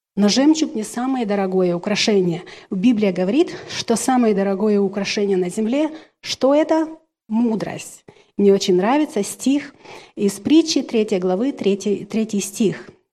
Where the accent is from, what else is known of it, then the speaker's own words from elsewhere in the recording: Ukraine; now in Washington, United States; Я обладаю русским, румынским, украинским, так как я украинка, но закончила румынскую школу